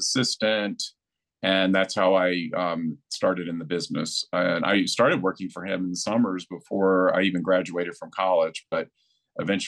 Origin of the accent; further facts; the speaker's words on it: Asheville, North Carolina, United States; I grew up in Asheville, North Carolina.